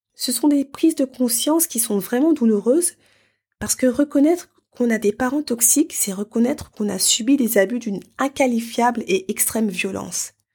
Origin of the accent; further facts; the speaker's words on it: Paris, Île-de-France, France; moved away as an adult; dans la ville qui m'a vu naître et grandir